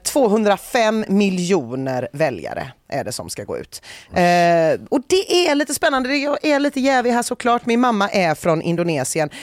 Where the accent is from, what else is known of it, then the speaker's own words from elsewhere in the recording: Gothenburg, Västra Götaland, Sweden; hur man som göteborgare kan känna